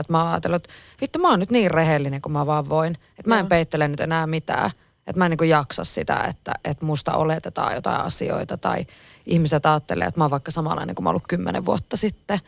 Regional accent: Oulu, North Ostrobothnia, Finland; also born or lived in Kempele / Utajärvi; mä oon Oulusta

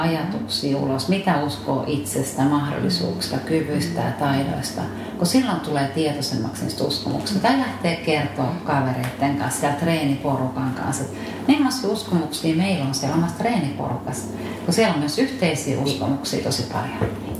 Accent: Satakunta, Finland; mä olen satakunnasta kotoisin

